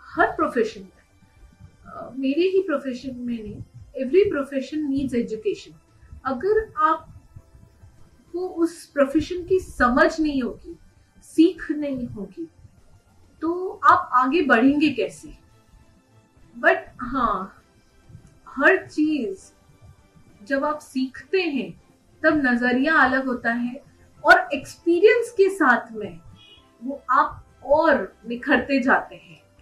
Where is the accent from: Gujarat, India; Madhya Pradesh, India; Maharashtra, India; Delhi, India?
Maharashtra, India; Mumbai; moved away as an adult; now in Udaipur, India; मैं बेसिकली उदयपुर से ही हूँ और पली बड़ी मुंबई में हूँ स्कूलिंग मेरी मुंबई में हुई है